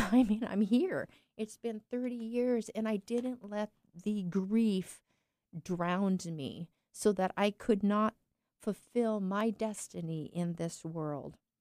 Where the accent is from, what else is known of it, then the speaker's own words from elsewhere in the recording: eastern Washington, United States; also born or lived in California; we moved from California, this big, big metropolis, to this little tiny town in eastern Washington.